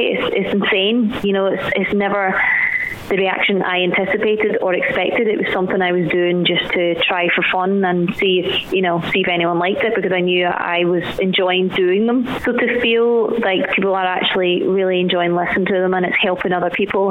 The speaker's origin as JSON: {"language": "English", "town": "Glasgow", "region": "Scotland", "country": "United Kingdom", "tie": "born or raised there", "said": "I was born and raised in Glasgow"}